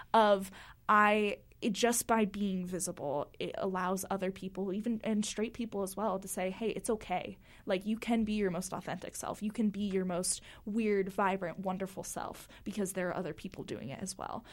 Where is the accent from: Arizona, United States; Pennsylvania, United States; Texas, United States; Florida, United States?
Florida, United States; moved away as an adult; now in Utah, United States; growing up in Florida